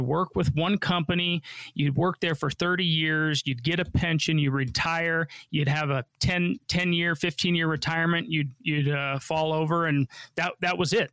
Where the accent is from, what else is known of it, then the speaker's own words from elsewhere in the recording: Denver, Colorado, United States; I grew up here in Denver and they've been here, you know, since I was born